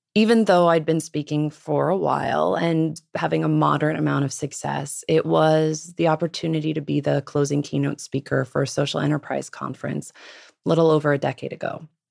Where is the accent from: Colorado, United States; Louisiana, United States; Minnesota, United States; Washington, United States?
Washington, United States; Los Angeles, Pacific Northwest, outside of Seattle; Los Angeles, and then the Pacific Northwest once my parents divorced